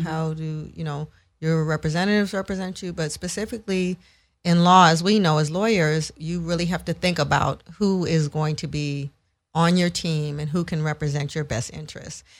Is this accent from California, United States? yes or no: yes; San Francisco, California, United States; moved away as an adult; now in Los Angeles, United States; I grew up in San Francisco, and went to school out there. I've lived in L A a long, long time, though, so I call L A home